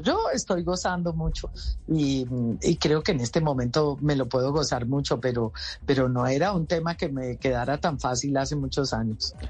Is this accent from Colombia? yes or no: yes; Colombia; yo me tengo que volver a mi tierra, yo tengo que trabajar por mi Colombia